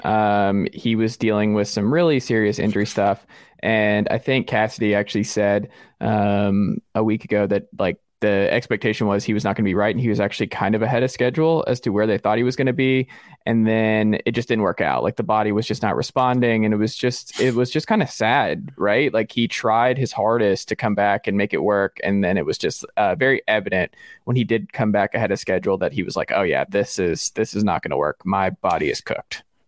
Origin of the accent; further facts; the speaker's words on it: Atlanta, Georgia, United States; moved away as an adult; now in Tennessee, United States; I grew up as a Mountain Atlanta guy